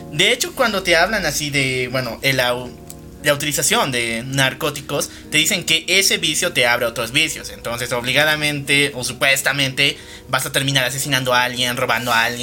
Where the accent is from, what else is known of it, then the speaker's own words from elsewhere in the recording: Bolivia; somos de Bolivia